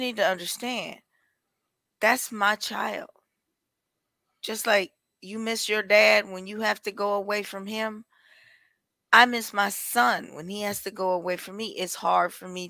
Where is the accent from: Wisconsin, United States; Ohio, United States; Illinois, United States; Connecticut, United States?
Wisconsin, United States; Milwaukee; From the heart of Milwaukee.